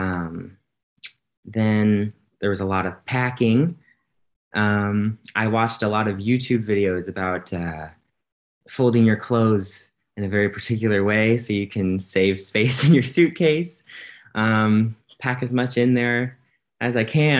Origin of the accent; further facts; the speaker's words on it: Illinois, United States; moved away as an adult; now in Hungary; I'm a college student and I'm from Illinois in the US